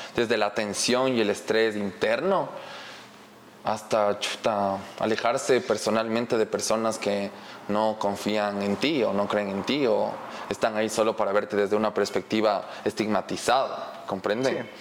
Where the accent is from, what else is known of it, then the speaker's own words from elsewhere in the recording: Ecuador; estamos en la sociedad ecuatoriana